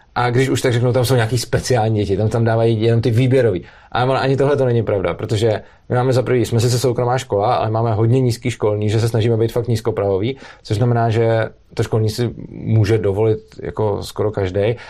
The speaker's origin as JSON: {"language": "Czech", "region": "Prague", "country": "Czechia", "said": "Já jsem z Prahy a dojíždím do Brna"}